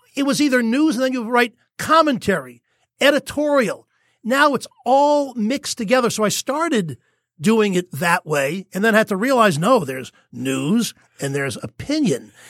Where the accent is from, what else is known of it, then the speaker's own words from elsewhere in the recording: New York, United States; moved away; growing up in New York